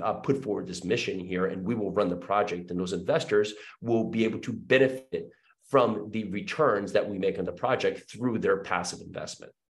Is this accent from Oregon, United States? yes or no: no; New Jersey, United States; moved away as an adult; also born or lived in New York City; now in Murfreesboro, United States; I was born and raised in New Jersey.